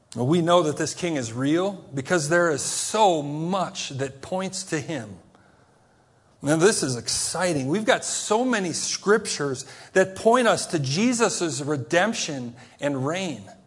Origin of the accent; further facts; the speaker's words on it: United States; as an American